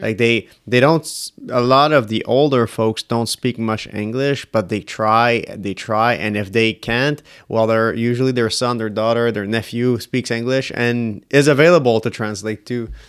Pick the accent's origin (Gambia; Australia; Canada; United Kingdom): Canada; we're Canadian